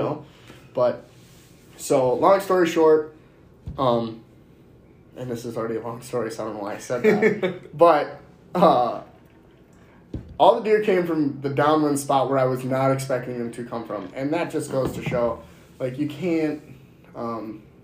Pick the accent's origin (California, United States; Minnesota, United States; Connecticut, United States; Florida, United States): Minnesota, United States; We're from Minnesota